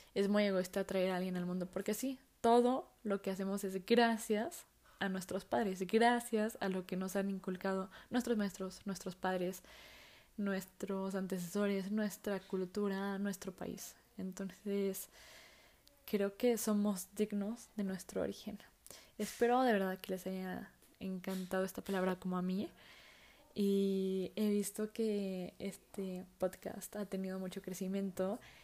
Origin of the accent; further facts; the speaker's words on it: Mexico; soy mexicana